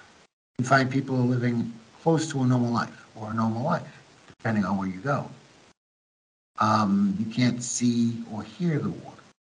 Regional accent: United States; moved away as an adult; now in Ukraine; being an American, in the Cold War, I grew up in the Cold War

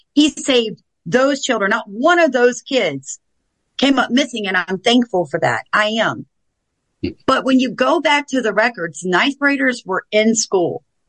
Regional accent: the South, United States; I'm from the South.

